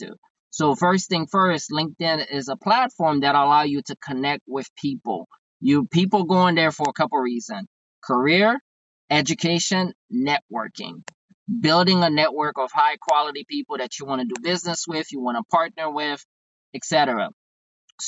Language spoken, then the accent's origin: English; Haiti; English is a second language; now in United States; I'm originally from Haiti. I came to the States around July 7th, 1999